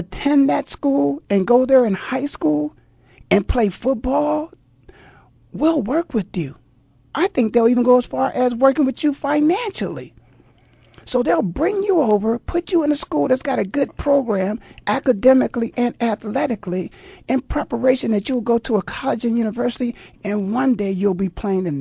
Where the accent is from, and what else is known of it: Canton, Ohio, United States; born or raised there